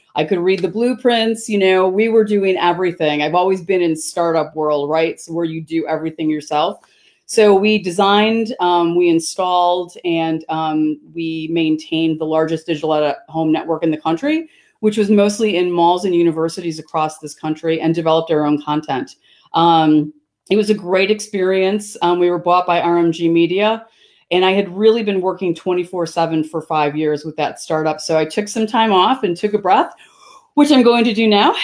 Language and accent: English; Chicago southwest suburbs, Illinois, United States; I was born in Chicago, so Chicago is my hometown. Um, my parents moved to the suburbs um, when I was probably like five or six, and um, so I grew up on the Southwest suburbs.